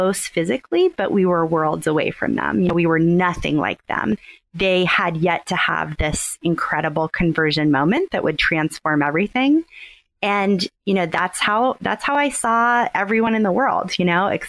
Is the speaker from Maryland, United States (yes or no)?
yes; Southern Maryland, United States; moved away as an adult; now in Houston, United States; I grew up in Southern Maryland, and I moved to Houston about 10 years ago for grad school